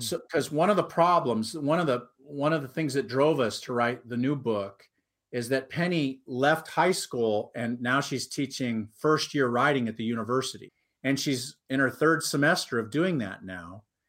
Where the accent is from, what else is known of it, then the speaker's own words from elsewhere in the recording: Huntington Beach, California, United States; also born or lived in Anaheim / New York; I grew up in Huntington Beach, California